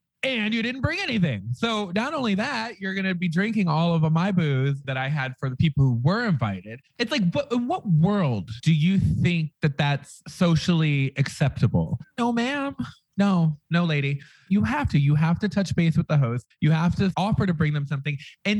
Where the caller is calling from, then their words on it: Las Vegas, Nevada, United States; I'm coming to you from the loss of the Vegas.